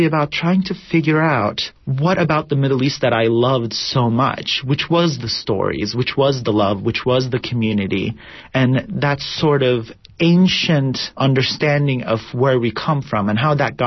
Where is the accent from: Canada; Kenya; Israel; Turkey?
Turkey; moved away as an adult; now in United States; I was born and raised in Turkey, but I moved here about 10, 11 years ago.